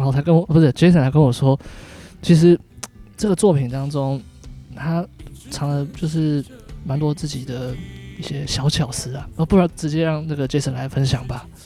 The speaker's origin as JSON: {"language": "Chinese", "country": "Taiwan", "said": "我们台湾人"}